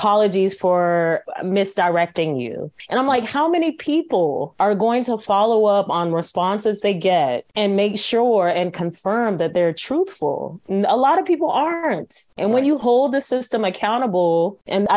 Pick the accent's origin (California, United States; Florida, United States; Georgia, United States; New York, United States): Georgia, United States; Atlanta; moved away; born and raised in Atlanta, Sierra Leonean family